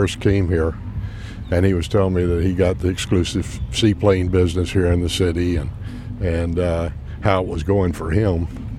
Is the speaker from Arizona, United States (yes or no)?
no; Leesburg, Florida, United States; I grew up in Leesburg, so this is quite different for Tavares, you know, this much activity.